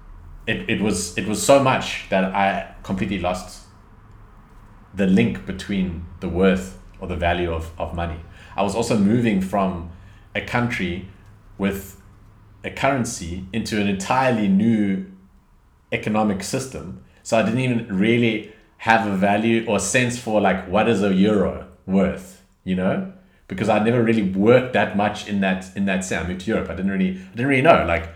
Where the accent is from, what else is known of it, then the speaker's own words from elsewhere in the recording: South Africa; I come from South Africa.